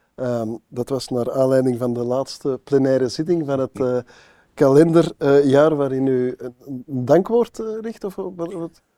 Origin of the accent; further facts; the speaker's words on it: Antwerp, Flanders, Belgium; in mijn geboortestad, dan nog wel Antwerpen